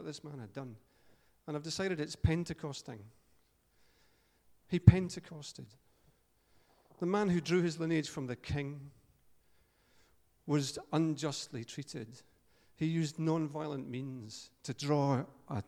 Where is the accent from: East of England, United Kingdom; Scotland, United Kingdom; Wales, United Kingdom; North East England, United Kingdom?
Scotland, United Kingdom; Paisley; I'm from Paisley